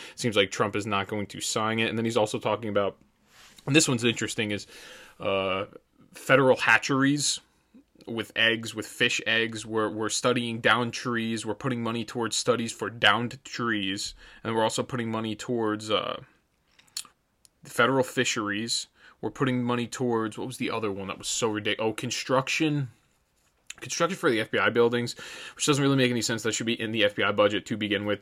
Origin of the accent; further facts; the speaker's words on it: New Jersey, United States; I am from New Jersey